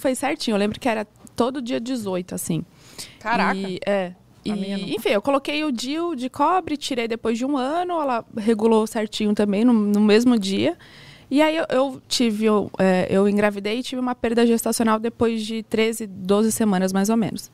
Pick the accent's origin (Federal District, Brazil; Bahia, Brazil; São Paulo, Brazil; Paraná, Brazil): Paraná, Brazil; Curitiba; Eu sou de Curitiba